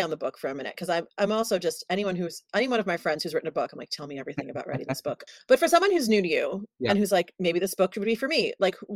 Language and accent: English; New York City, New York, United States; now in California, United States; I grew up in New York City and I never had a car until I moved to California